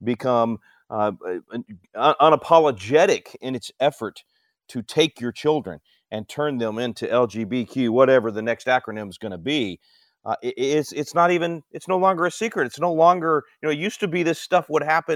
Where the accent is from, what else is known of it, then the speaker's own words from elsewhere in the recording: Texas, United States; my home state of Texas